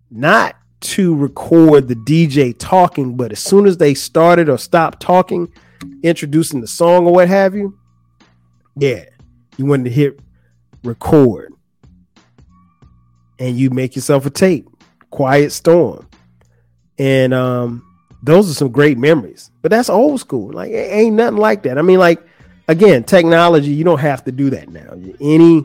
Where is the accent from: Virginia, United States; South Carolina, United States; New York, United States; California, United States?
South Carolina, United States; Florence; moved away; in my hometown, Florence, we would hang out at like the movie theater